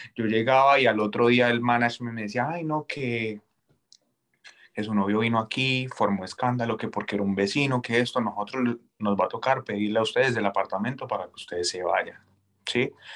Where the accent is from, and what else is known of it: Colombia; moved away as an adult